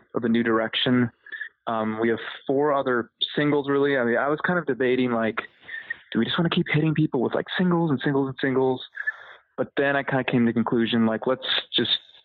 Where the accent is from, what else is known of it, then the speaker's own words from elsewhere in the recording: Wisconsin, United States; moved away as an adult; also born or lived in Los Angeles; now in Austin, United States; I'm originally from Wisconsin. I moved to Los Angeles in like about 2013